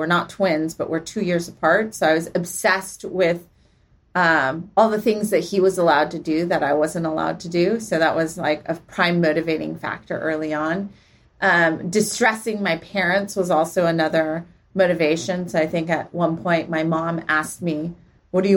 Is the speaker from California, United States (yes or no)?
yes; Palo Alto, California, United States; also born or lived in Santa Monica; I grew up actually in Palo Alto.